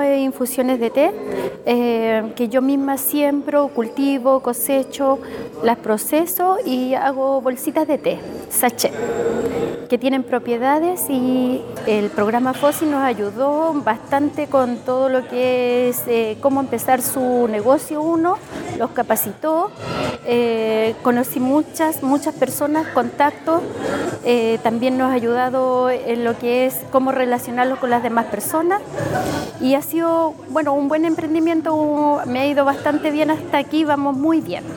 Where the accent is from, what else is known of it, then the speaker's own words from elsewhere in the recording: Puyehue, Los Lagos, Chile; vengo de Puyehue, de la comuna de Puyehue